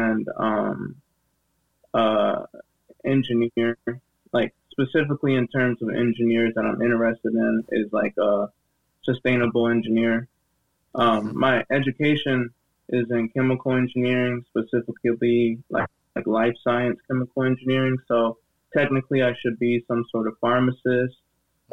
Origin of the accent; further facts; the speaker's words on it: Michigan, United States; now in Chicago, United States; I'm from Michigan